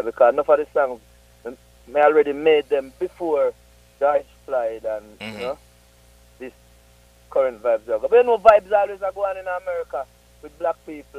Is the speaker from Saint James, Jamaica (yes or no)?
no; St. Ann's Bay, Saint Ann, Jamaica; St. Anne. We originate from St. Anne's Bay.